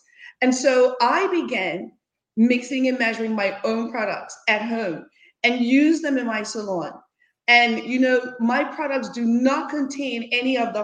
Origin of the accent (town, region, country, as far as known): Bermuda; moved away as an adult; now in United States